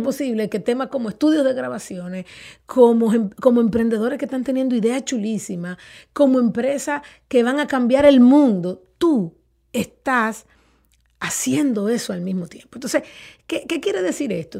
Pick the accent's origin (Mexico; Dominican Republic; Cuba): Dominican Republic